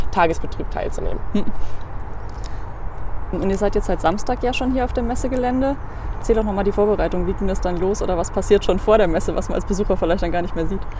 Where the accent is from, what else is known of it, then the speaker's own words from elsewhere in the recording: Jever, Lower Saxony, Germany; also born or lived in Kiel; ich komme aus Jever, das ist im wunderschönen